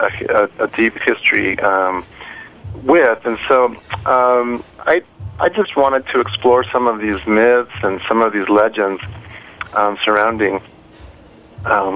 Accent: Mexico; moved away; I'm originally from Mexico

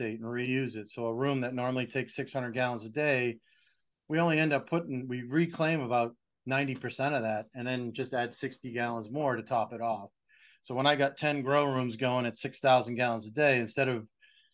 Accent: Boston, Massachusetts, United States; I'm from Boston

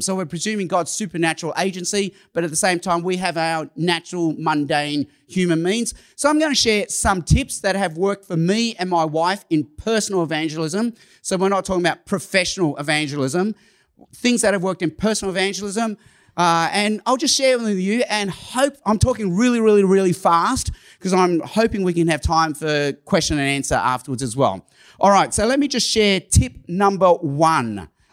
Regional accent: Sydney, New South Wales, Australia; first language Cantonese; English is a second language; also born or lived in Hong Kong / Chicago; I was born in Hong Kong. When I was a baby, my parents moved to Australia. I, I lived in, I've lived in Sydney, Australia almost all my life

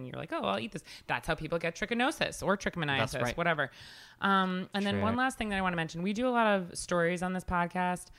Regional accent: Huntington, New York, United States; moved away as an adult; now in New York City, United States; I grew up in Long Island

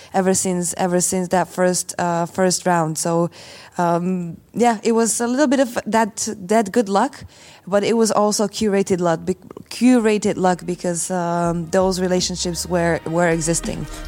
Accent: Slovakia; I come from Slovakia.

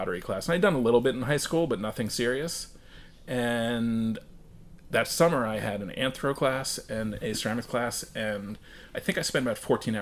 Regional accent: Westchester County, New York, United States; I grew up in New York, just outside of the city, Westchester County

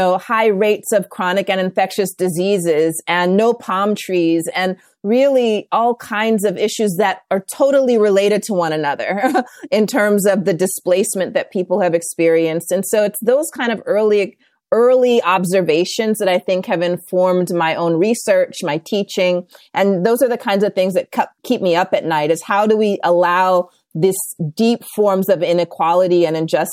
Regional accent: India; born there; also born or lived in Los Angeles / South Carolina / Southern Africa; And so I was born in India, moved to Los Angeles, South Carolina, and then went to boarding school for a couple of years in Southern Africa.

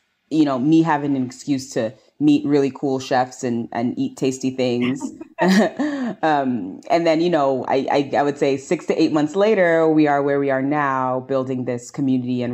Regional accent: New York City, New York, United States; I was born and raised here in New York. And I grew up in St. Albans, Queens, Southeast Queens

